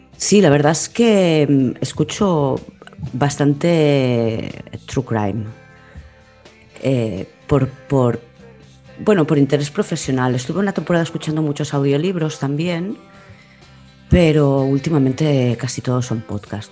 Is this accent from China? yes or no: no; Barcelona, Catalonia, Spain; Nací en Barcelona capital, sí. Y durante mi infancia viví en, en Barcelona capital